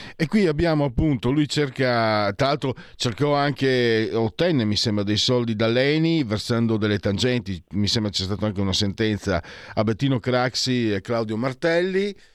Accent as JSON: {"language": "Italian", "region": "Friuli-Venezia Giulia", "country": "Italy", "said": "vengo dal Friuli e noi siamo sempre stati praticamente ignorati, nessuno sa dove siamo"}